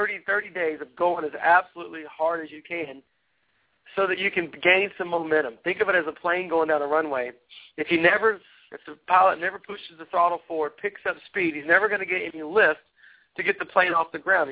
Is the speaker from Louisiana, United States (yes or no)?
no; Tennessee, United States; I'm a redneck from Tennessee